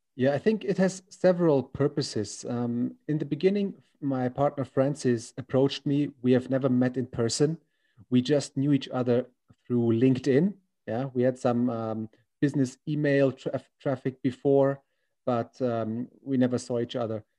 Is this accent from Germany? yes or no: yes; Germany; now in China; I'm from Germany, 30 years old